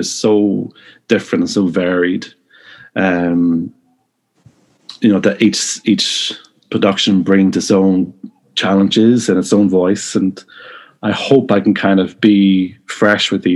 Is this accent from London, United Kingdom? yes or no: no; Newry, Northern Ireland, United Kingdom; also born or lived in Cardiff / Leicester; now in Belfast, United Kingdom; originally from Newry, County Down